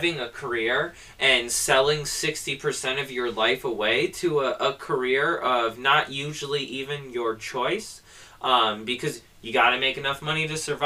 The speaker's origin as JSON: {"language": "English", "country": "United States", "said": "our day-to-day life as an American"}